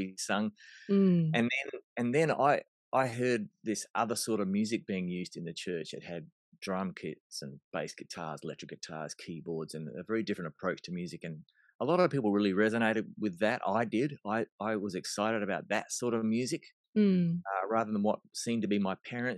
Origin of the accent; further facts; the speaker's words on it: Melbourne, Victoria, Australia; moved away; I was born in Melbourne, Australia.